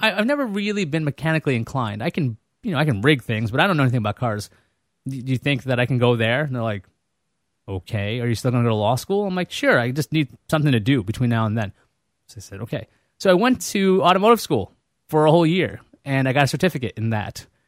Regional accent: New York City, New York, United States; moved away as an adult; also born or lived in Boston / Connecticut / Vermont; I grew up in Queens

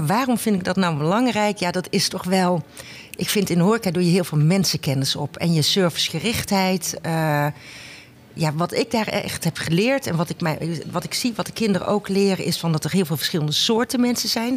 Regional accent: 's-Hertogenbosch, North Brabant, Netherlands; Ik kom uit Den Bosch

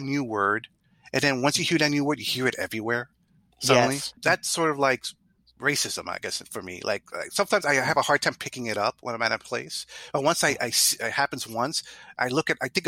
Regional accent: New York City, New York, United States; I'm Puerto Rican. You know, I grew up in the Bronx

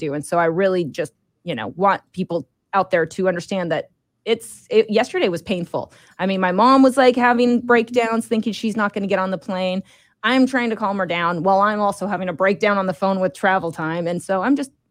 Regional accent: Idaho, United States; moved away; I'm from Idaho

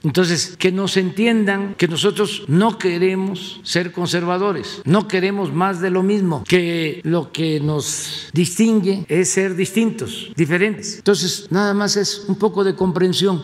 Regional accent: Tepetitán, Tabasco, Mexico; now in Mexico City, Mexico; mi pueblo, en Tepetitán

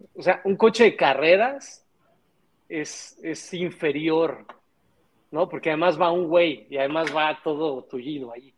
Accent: Mexico; nosotros tenemos como mexicanos

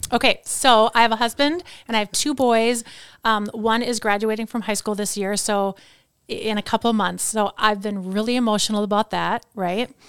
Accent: Chippewa Falls, Wisconsin, United States; also born or lived in Princeton, New Jersey; So I grew up in Wisconsin, so I moved there when I was, like, six months.

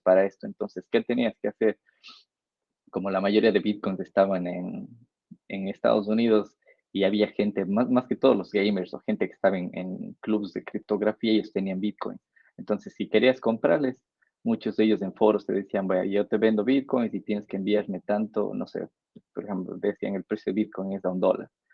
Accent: Ecuador; como ecuatoriano

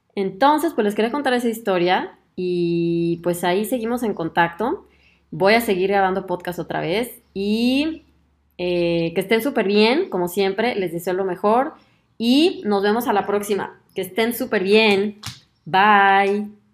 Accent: Mexico; moved away as an adult; now in Germany

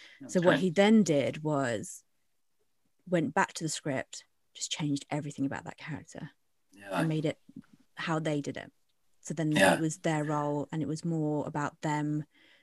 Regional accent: Winchester, South East England, United Kingdom; also born or lived in London; me being a Bangladeshi person from London, but grew up in Winchester

